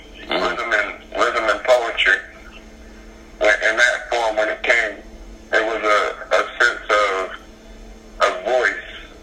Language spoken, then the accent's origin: English; Dover, Delaware, United States; I'm from Dover, Delaware